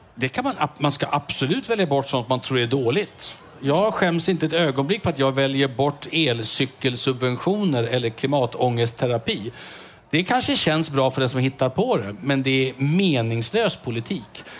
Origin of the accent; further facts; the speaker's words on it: Strängnäs, Södermanland, Sweden; min hemstad Strängnäs